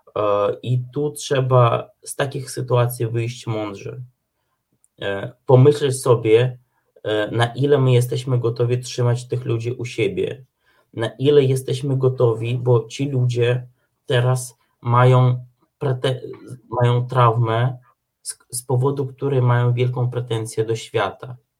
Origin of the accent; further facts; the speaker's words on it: Ukraine; now in Poland; my Ukraińcy tutaj też mieszkający w Polsce